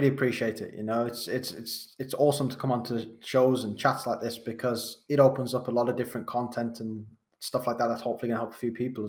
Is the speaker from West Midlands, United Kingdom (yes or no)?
yes; Wolverhampton, West Midlands, United Kingdom; accent: Wolverhampton; So I'm from Wolverhampton. You might not be able to tell from my accent. I've spent a lot of time being a coach trying to change it because it's probably one of the hardest ones to understand in the UK. I'm from Wolverhampton.